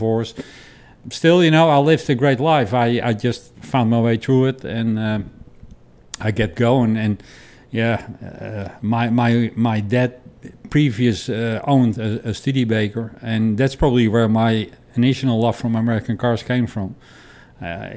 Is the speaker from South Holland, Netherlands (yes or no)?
no; Amsterdam, North Holland, Netherlands; moved away; I'm born and raised in Amsterdam